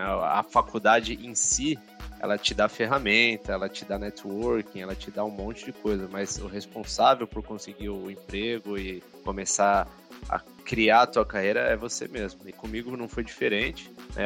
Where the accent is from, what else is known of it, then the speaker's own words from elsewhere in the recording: São Paulo, Brazil; sou de São Paulo, mas queria estudar no interior, sair um pouquinho da, da grande cidade